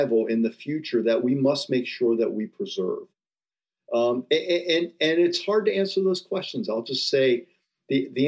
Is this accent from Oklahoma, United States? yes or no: no; Rocky River, Ohio, United States; I grew up in Rocky River outside Cleveland